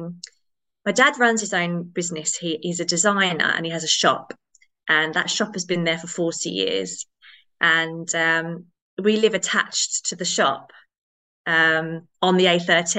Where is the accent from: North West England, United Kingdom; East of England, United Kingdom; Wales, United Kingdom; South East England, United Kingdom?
East of England, United Kingdom; Rochford; also born or lived in Chelmsford, Essex; I was born in Rochford Hospital in Essex, which no longer exists